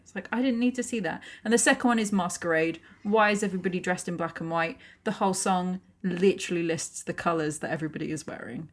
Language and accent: English; United Kingdom; we're British